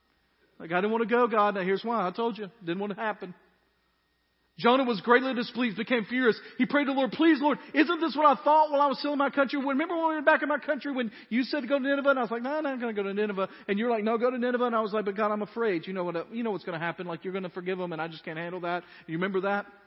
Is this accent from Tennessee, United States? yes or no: yes; Dyersburg, Tennessee, United States; I grew up in Dyersburg, Tennessee.